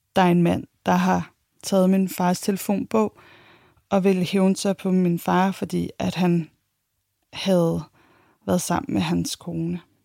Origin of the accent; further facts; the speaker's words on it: Copenhagen, Capital Region of Denmark, Denmark; Jeg blev født i 1984. Jeg er københavner